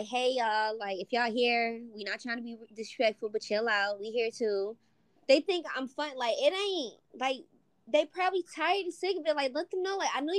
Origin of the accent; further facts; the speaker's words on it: United States; I'm American. Well, we both said the same religion